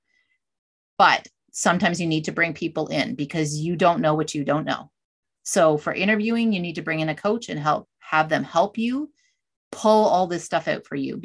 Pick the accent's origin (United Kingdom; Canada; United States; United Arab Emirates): Canada; I'm Canadian.